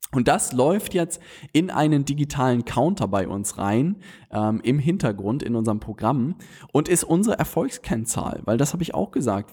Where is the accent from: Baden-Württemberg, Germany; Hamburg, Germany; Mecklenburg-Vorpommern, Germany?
Hamburg, Germany; wir Hamburger